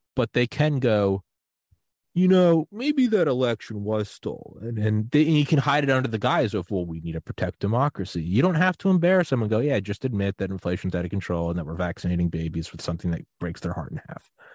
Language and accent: English; New England, United States; I am from New England, and I was like eleven